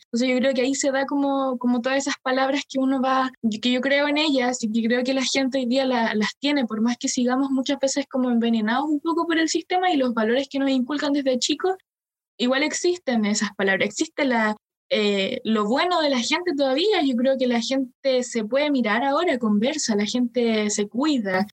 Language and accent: Spanish; Chile; como chilenos, yo creo que tenemos una, memoria corta